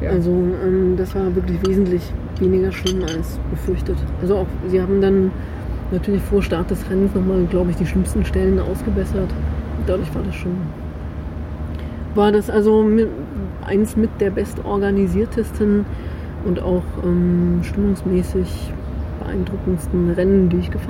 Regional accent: Chemnitz, Saxony, Germany; ey, guck mal, ich komme aus Chemnitz

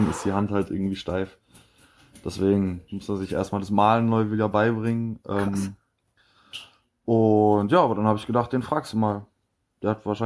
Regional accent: Heidelberg, Baden-Württemberg, Germany; Also ich komme eigentlich aus Heidelberg.

